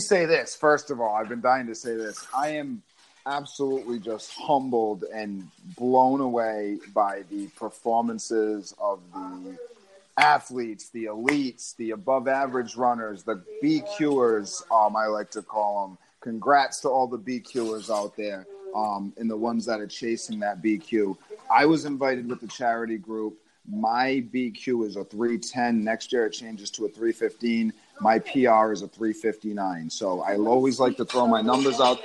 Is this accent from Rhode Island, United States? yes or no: yes; Rhode Island, United States; also born or lived in Massachusetts; I grew up in Rhode Island and Massachusetts